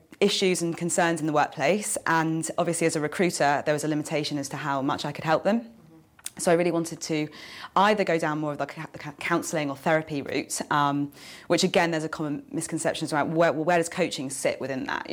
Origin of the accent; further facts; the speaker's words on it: Jersey; also born or lived in London; I'm from Jersey